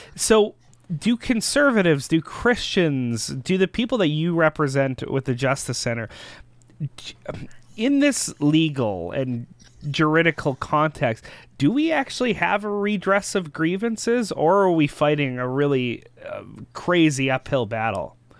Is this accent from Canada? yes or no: yes; Canada; we as concerned Canadian citizens